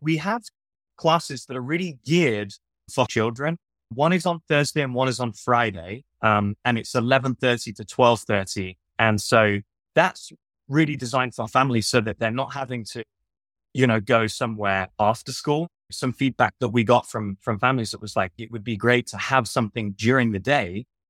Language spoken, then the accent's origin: English; Southampton, South East England, United Kingdom; moved away; I'm from Southampton in England.